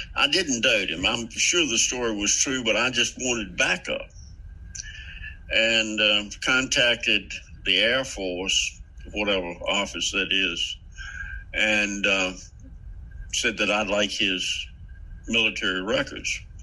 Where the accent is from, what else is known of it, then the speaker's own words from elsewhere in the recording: Central Virginia, United States; accent: Central Virginia; I'm from, I'm talk like everybody in Central Virginia